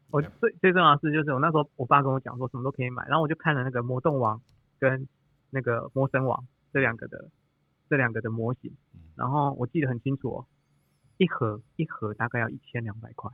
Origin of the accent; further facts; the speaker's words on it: Toufen, Miaoli County, Taiwan; 我们乡下地方啊，我住头份啊，我们乡下地方